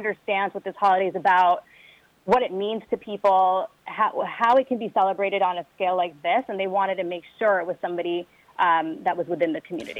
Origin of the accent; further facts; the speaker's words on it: New York, United States; And I was born and raised in New York and obviously took a lot of influence from them growing up.